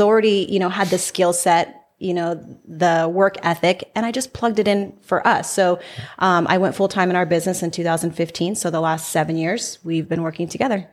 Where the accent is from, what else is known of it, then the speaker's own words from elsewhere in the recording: Salinas, California, United States; now in Las Vegas, United States; I'm from Salinas, California, which is Central Coast